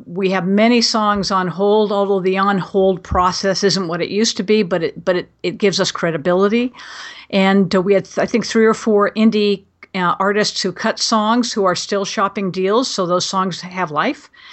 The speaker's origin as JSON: {"language": "English", "town": "Glendale", "region": "California", "country": "United States", "tie": "born or raised there", "said": "I was born and raised in Glendale, actually the same house that my great-grandfather had built."}